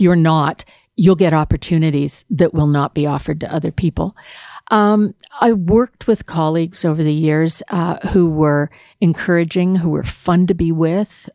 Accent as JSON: {"language": "English", "country": "Canada", "said": "It's my commitment as a non-Ontarian, as a Canadian"}